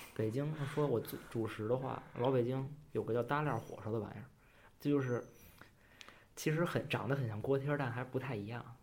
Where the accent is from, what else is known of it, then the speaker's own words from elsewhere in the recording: Beijing, China; moved away as an adult; now in Nanjing, China; 我来自北京，现在也在南京上大学